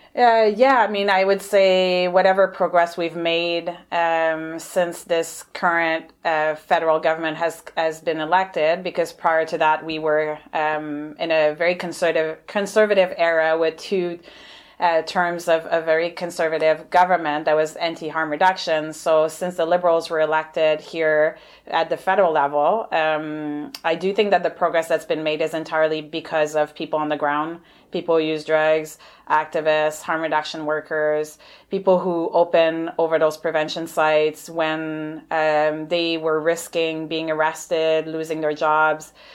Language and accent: English; Montreal, Quebec, Canada; moved away as an adult; also born or lived in Ottawa; now in Victoria, Canada; I'm originally from Montreal, so hence the accent and the francophone name.